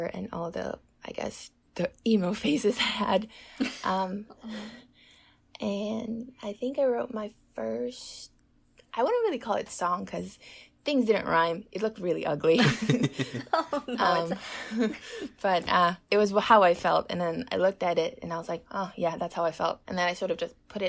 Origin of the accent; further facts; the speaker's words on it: Taiwan; I'm 20 years old and I'm from Taiwan